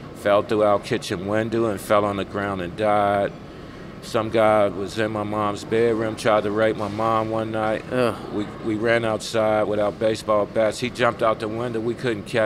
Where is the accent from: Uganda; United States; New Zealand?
United States; Baltimore, Maryland; moved away as an adult; also born or lived in New Jersey / Brisbane, Australia; now in Australia; I was born in New Jersey, and from all reports, I think my mom and them said we hopped a train, they got on the train with us and moved down to Baltimore to my grandmother's house